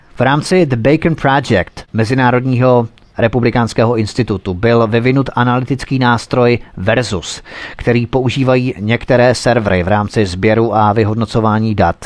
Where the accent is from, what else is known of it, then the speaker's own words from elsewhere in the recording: Czechia; my Češi jsme skromný národ